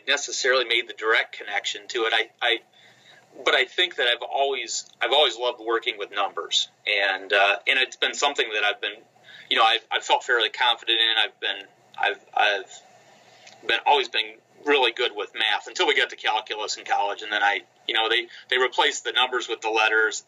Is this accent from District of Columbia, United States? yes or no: no; Northwest Ohio, United States; when I grew up in Northwest Ohio, so as a child